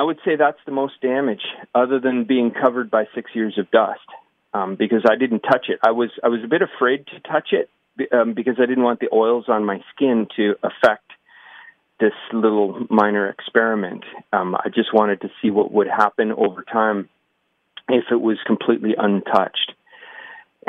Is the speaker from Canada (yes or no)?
yes; Waterloo, Ontario, Canada; I'm from Waterloo